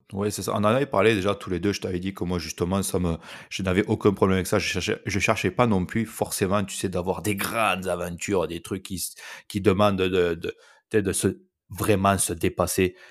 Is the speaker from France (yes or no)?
yes; France; je parle en tant que Français